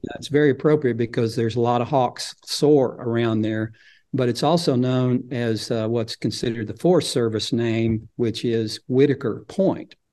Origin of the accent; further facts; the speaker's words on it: Fayetteville, Arkansas, United States; I was born in Fayetteville and, um, lived there till in my forties